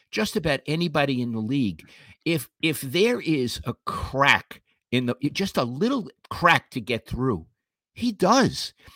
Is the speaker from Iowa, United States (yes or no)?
no; New York City, New York, United States; moved away; I'm from Flatbush, Brooklyn